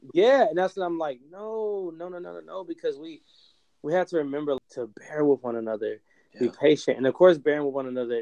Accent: Roanoke, Virginia, United States; in my hometown, I live in Roanoke. Uh, we Roanoke, Virginia.

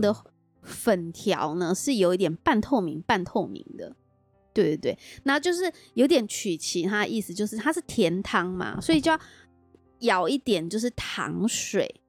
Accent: Taichung, Taiwan; 我们台中人

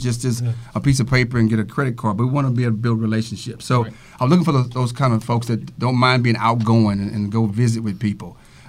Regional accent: Galveston, Texas, United States; I'm from Galveston myself

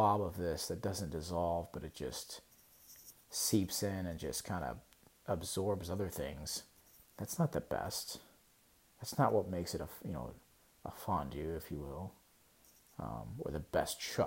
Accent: United States; I'm an American

